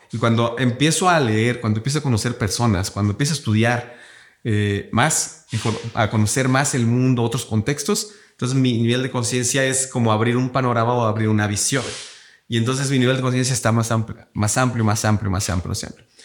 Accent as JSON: {"language": "Spanish", "town": "Cuernavaca", "region": "Morelos", "country": "Mexico", "said": "yo soy de Cuernavaca"}